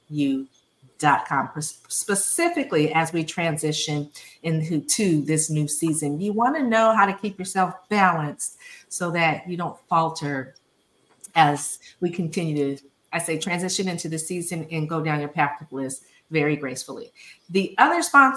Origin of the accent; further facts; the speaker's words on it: California, United States; my home state, San Francisco, California